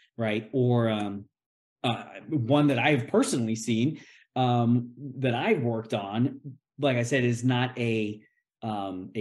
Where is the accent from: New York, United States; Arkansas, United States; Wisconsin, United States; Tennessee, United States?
Tennessee, United States; my home state of Tennessee